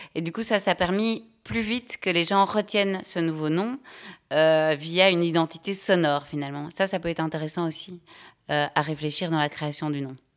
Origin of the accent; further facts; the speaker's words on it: Belgium; je suis belge, j'ai 38 ans